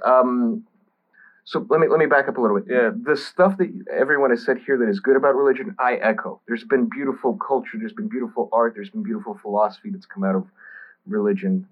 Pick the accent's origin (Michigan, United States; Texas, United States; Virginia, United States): Texas, United States; I grew up in Texas, so I grew up around the virtually everyone was Southern Baptist